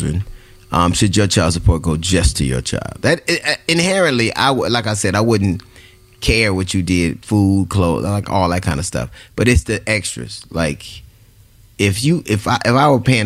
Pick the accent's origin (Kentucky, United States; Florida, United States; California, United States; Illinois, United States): California, United States; Los Angeles; I grew up in Los Angeles